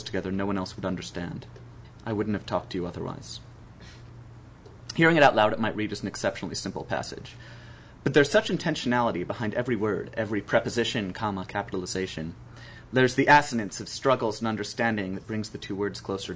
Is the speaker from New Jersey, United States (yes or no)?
yes; New Jersey, United States; my home state, the great state of New Jersey